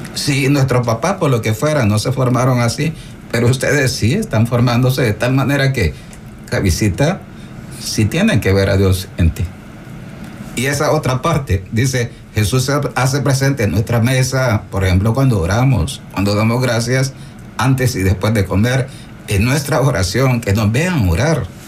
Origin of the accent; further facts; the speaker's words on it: El Salvador; nuestro camino de fe salvadoreño